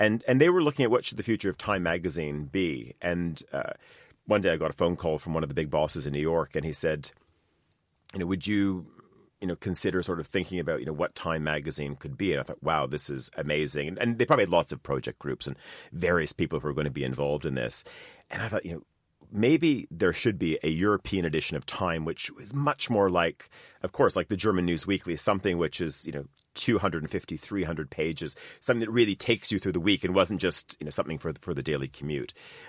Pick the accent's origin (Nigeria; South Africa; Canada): Canada; I grew up in Canada. My mom's side of the family is Estonian